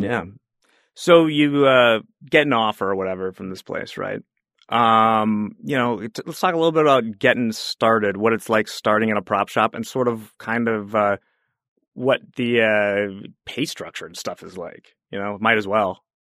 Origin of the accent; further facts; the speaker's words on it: Chicago, Illinois, United States; I was from the Chicago area